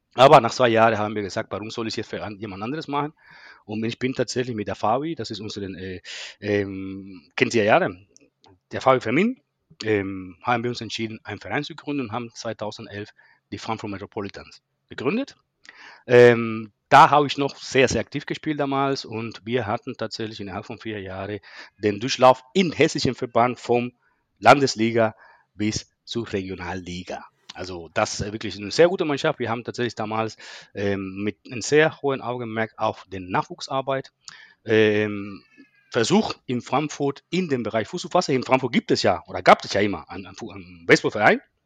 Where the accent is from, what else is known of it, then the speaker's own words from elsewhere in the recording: Cuba; German is a second language; moved away as an adult; also born or lived in Berlin; now in Germany; meine Herkunft. Ich komme aus Kuba